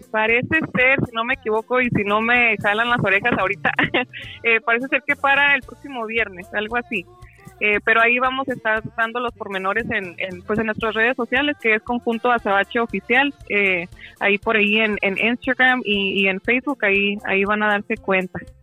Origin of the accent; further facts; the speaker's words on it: Durango, Mexico; also born or lived in Los Angeles, California, United States; nací en Los Ángeles, California, en Los Ángeles, California, perdón, y crecí en Durango, México.